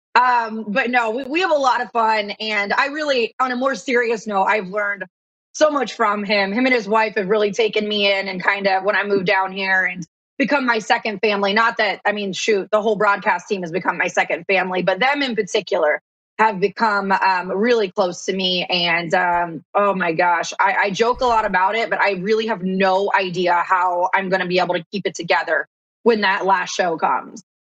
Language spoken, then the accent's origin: English; Columbus, Ohio, United States; also born or lived in Manhattan, New York / North Carolina; now in Nashville, United States; I was born and raised in Columbus, Ohio, and actually lived in Manhattan for a little bit